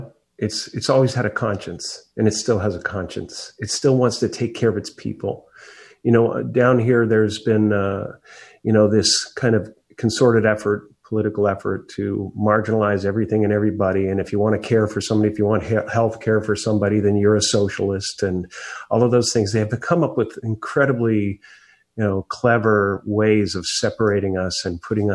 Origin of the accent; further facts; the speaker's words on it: Canada; now in United States; grew up in Canada